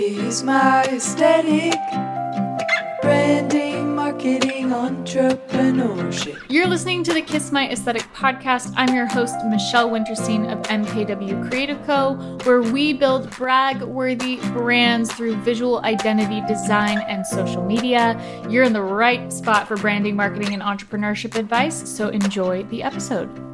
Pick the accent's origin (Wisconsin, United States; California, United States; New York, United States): California, United States; Southern; I grew up in Southern California, so wellness industry is like part of who I am